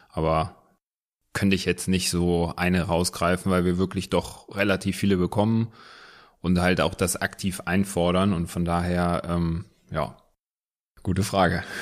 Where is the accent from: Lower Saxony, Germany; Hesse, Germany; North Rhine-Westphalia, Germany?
North Rhine-Westphalia, Germany; Wuppertal; born there; Gebürtig aus Wuppertal. Wuppertal. Wuppertal.